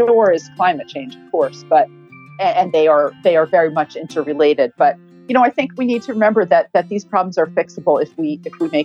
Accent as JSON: {"language": "English", "country": "United States", "also_born_or_lived": "New York", "moved": "as an adult", "lives_now": "London, United Kingdom", "said": "I'm an American, but I've lived here in the UK for about 20 years"}